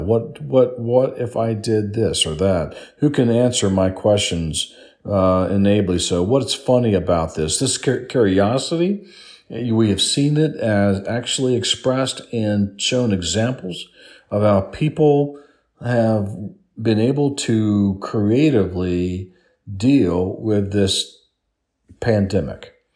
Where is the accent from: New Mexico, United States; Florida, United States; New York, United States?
Florida, United States; South; I grew up in South Florida